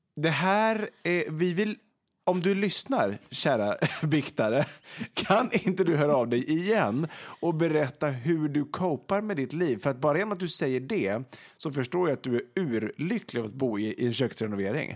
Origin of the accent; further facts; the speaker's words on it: Vegby, Västra Götaland, Sweden; Vegby då, där jag kommer ifrån